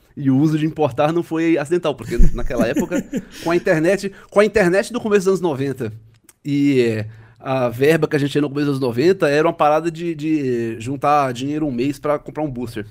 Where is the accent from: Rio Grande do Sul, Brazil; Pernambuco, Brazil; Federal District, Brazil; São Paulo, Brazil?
Pernambuco, Brazil; Recife; Em Recife, eu sou recifense